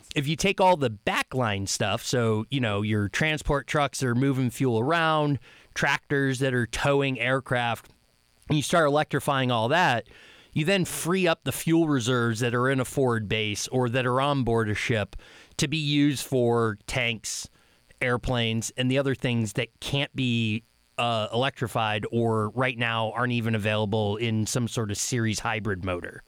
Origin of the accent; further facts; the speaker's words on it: Upper Peninsula, Michigan, United States; I'm from the Upper Peninsula, Michigan